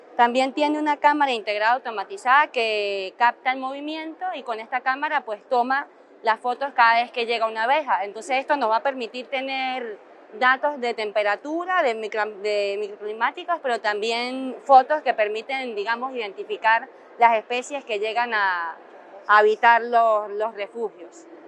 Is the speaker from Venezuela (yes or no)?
yes; Venezuela; moved away; soy biólogo de Venezuela.